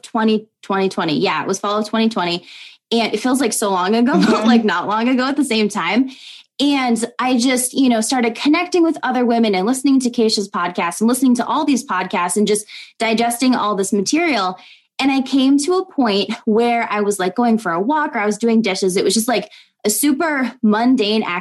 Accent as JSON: {"language": "English", "region": "Minnesota", "country": "United States", "tie": "born or raised there", "moved": "yes", "lives_now": "Iowa, United States", "said": "I was born and raised in Minnesota, but we live in Iowa right now"}